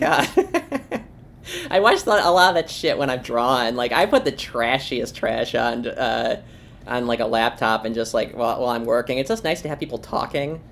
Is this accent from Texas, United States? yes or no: no; Springfield, Ohio, United States; moved away; also born or lived in Buffalo, New York; I actually grew up about uh, thirty minutes from Columbus in Springfield, oh, okay. Ohio. Um, I was born in Buffalo, lived in Springfield for 15 years